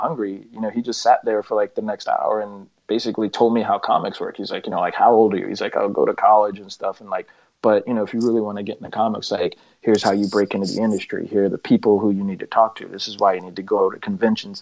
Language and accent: English; New York City, New York, United States; I grew up in Park Slope, you know, when it wasn't quite so nice in a lot of parts.